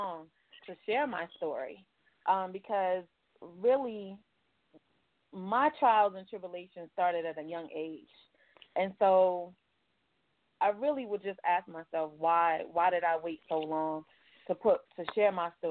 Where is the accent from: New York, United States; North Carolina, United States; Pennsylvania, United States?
New York, United States; New York City; now in Atlanta, United States; I was born and raised in Brooklyn, New York, and I now reside in Atlanta, Georgia.